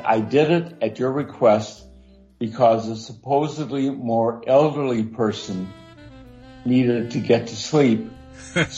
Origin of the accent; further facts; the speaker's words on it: Lansing, Michigan, United States; moved away; it's my hometown, Lansing